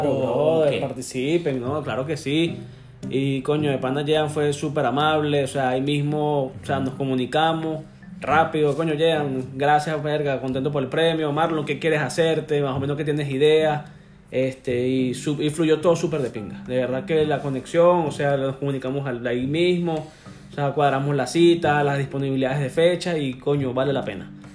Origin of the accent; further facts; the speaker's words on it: Caracas, Capital District, Venezuela; moved away as an adult; now in United States; soy de Venezuela, de Caracas. Este, llegué acá a los Estados Unidos hace casi seis años ya.